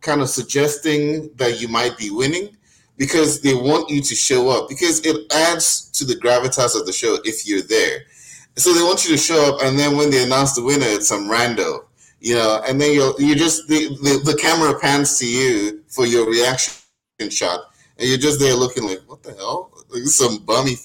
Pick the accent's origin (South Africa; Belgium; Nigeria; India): Nigeria; I'm Nigerian